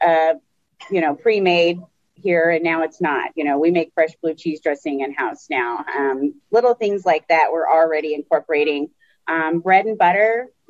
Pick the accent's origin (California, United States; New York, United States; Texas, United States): Texas, United States; I'm from Texas